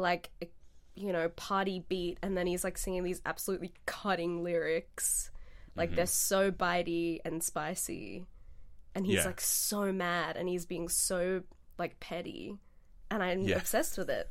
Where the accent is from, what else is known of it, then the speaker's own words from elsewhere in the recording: India; moved away; my home country